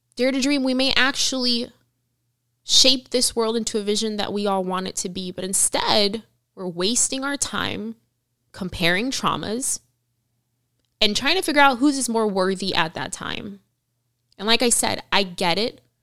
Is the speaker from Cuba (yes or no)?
yes; Cuba; now in United States; in Cuba. And I was born there